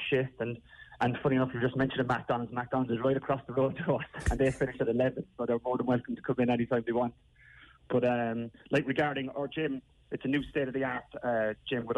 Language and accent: English; Cork, Munster, Ireland; in Cork when it's my hometown as well